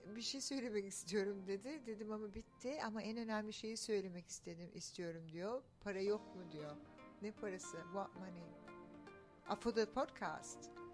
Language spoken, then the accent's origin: Turkish; Australia; also born or lived in Turkey; ben Türk'üm tabii ki ama Avustralya'da büyüdüm.